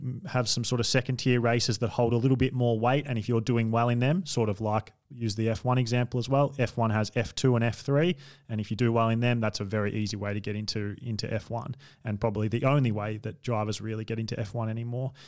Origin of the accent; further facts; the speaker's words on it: Australia; as an Australian